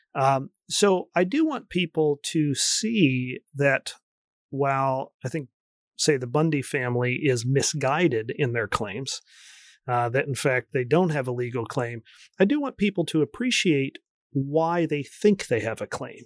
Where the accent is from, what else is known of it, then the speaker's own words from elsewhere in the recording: United States; moved away as an adult; also born or lived in Oregon / Colorado / Michigan; I grew up near Washington, D C